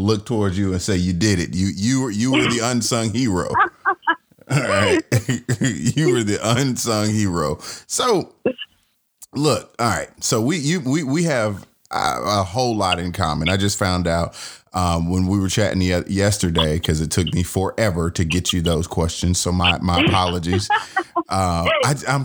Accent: Atlanta, Georgia, United States; born and raised in Atlanta in Georgia, but I'm a part of the Alabama chapter.

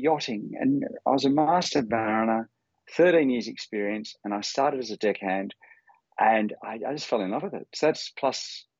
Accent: Fremantle, Western Australia, Australia; I grew up in coastal Australia, cliche, messing around in boats

